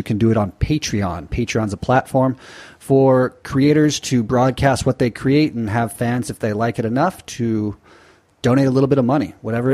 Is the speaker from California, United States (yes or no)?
yes; Newport Beach, California, United States; my hometown of Newport Beach, California